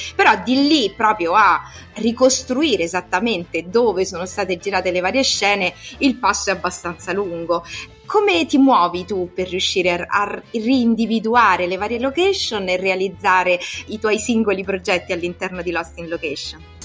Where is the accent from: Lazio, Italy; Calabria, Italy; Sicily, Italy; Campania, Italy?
Lazio, Italy; Rome; per noi, soprattutto romani